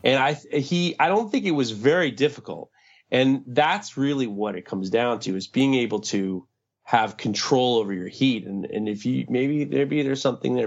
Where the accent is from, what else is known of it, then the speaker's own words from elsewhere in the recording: New York City, New York, United States; growing up in New York City, I, I grew up with, uh, the artist, uh, Keith Haring